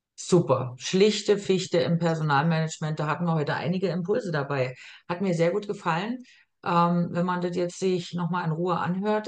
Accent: Germany; moved away as an adult; now in Austria; eine Erfahrung als Deutsche gemacht, wo ich nach Österreich kam

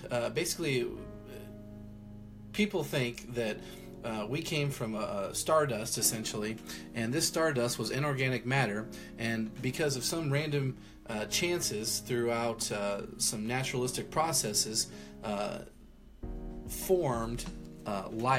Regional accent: Midwest, United States; also born or lived in Iowa / Texas; I've been pretty much in the Midwest my whole life

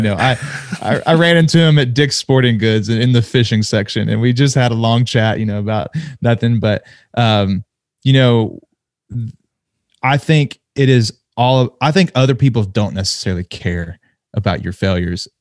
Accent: Nashville, Tennessee, United States; my hometown

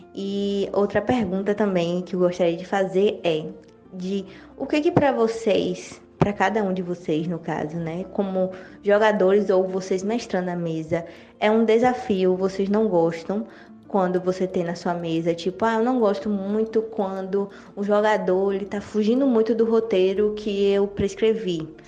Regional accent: Ceará, Brazil; now in Salvador, Brazil; Eu sou do Ceará, mas moro em Salvador, Bahia, então nordestina aqui

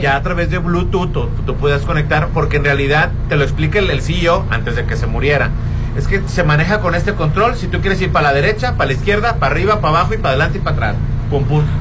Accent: Mexico; somos mexicanos

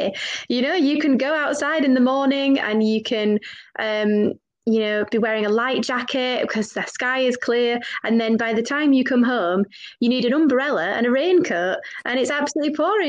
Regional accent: United Kingdom; I feel like as British people

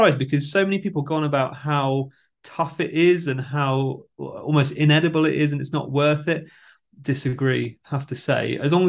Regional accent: Devon, South West England, United Kingdom; We're three guys from Devon in the UK

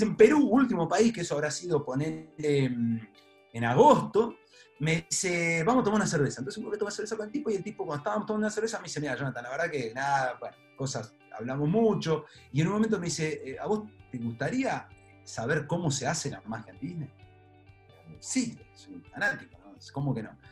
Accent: La Plata, Buenos Aires Province, Argentina; born or raised there; also born or lived in Trenque Lauquen

